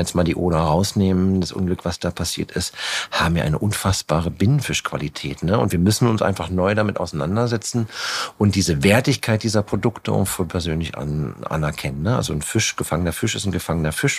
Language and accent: German; Germany; mussten wir halt in Deutschland bei Null anfangen, weil da, wo ich angefangen angefangen habe zu kochen, ich komme halt, ich bin in der Stadt geboren, bin aufs Land gezogen